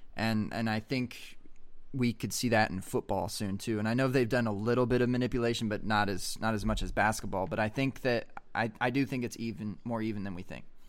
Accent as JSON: {"language": "English", "region": "Montana", "country": "United States", "said": "I'm from Montana"}